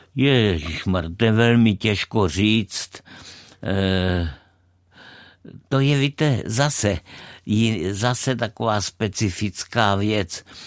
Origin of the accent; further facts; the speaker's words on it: Brno, South Moravian Region, Czechia; odkud pocházím z Brna